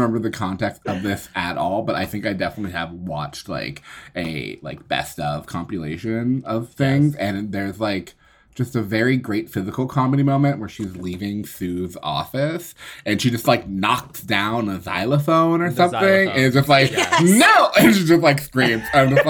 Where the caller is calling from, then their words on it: Oakland, California, United States; I'm zooming in from Oakland, California.